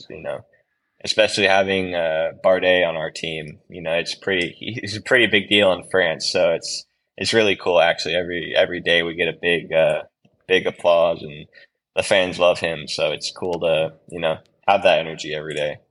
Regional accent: United States; now in Girona, Spain; being an American rider

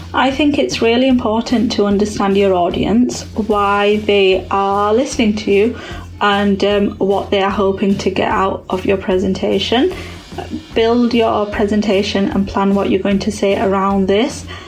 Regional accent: Yorkshire and the Humber, United Kingdom; also born or lived in London

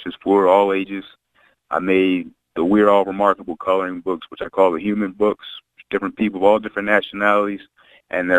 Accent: Chester, Pennsylvania, United States; also born or lived in Delaware; now in Wilmington, United States; I was born in Chester, PA

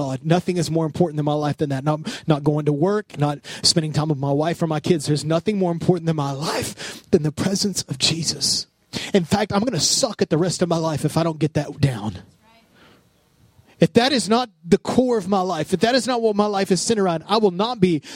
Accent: Odessa, Texas, United States; growing up in Odessa, when Sam's first opened

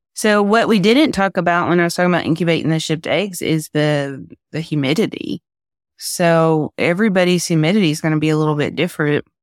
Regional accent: Tennessee, United States; I'm from Tennessee

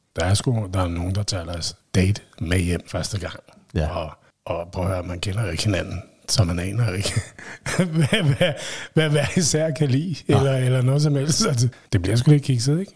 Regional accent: Vestegnen, Capital Region of Denmark, Denmark; Jeg kommer også fra Vestegnen

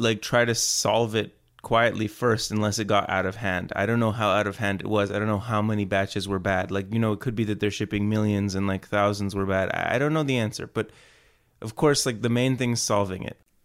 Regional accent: Houston, Texas, United States; I was born in Houston, Texas.

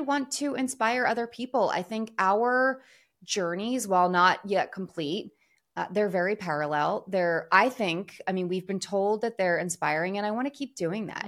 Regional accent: Philadelphia, Pennsylvania, United States; moved away; also born or lived in New York; I'm from Philadelphia, a few hours south of New York City

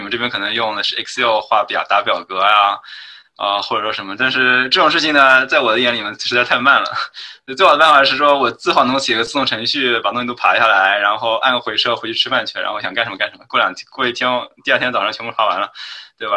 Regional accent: China; 我当然是，就是国内打长大的，就是从小肯定是用Windows的

